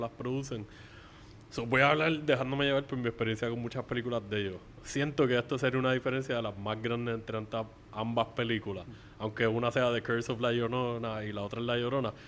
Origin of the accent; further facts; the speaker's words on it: Puerto Rico; aquí en Puerto Rico